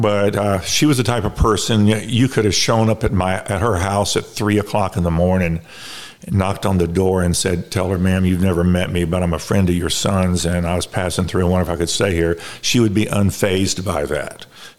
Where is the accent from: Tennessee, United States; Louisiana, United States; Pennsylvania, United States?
Louisiana, United States; Baton Rouge; I was born in Baton Rouge, Louisiana. I am the youngest of three children.